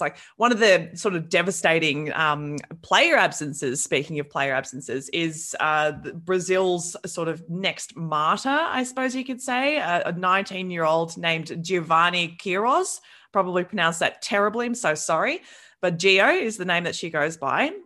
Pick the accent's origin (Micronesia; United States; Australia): Australia; New South Wales; I'm from New South Wales